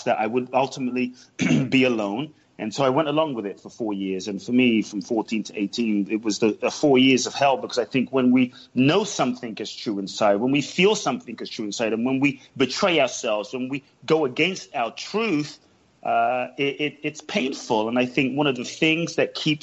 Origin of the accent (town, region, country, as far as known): London, United Kingdom; born or raised there; also born or lived in Ghana